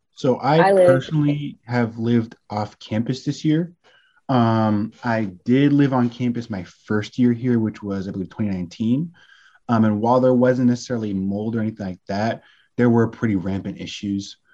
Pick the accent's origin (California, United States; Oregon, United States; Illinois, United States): California, United States; Bay Area; now in Washington, D.C., United States; I'm a 22 year old senior legal communications major from Bay Area, California